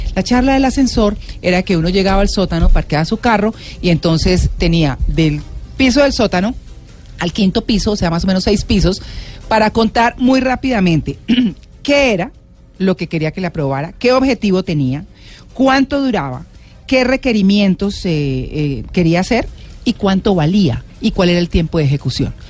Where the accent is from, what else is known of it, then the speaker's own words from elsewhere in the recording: Colombia; nosotros como colombianos